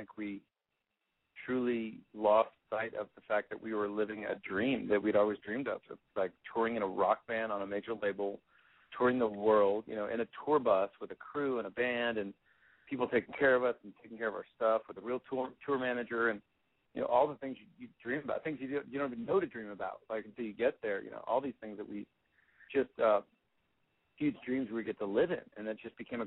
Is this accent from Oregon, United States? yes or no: no; Westport, Connecticut, United States; In Westport, Connecticut